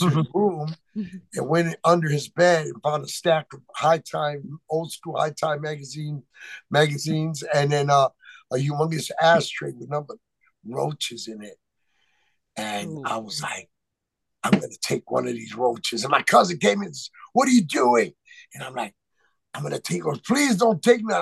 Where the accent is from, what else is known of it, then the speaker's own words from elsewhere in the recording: Chicago Heights, Illinois, United States; also born or lived in McAllen, Texas / Gary, Indiana / Hammond, Indiana; now in Las Vegas, United States; my mom moved me to Chicago Heights, Illinois